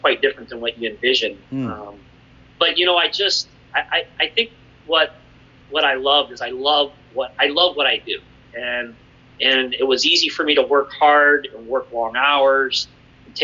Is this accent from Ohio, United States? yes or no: yes; Hudson, Ohio, United States; I grew up in Hudson, Ohio, here in northeastern Ohio.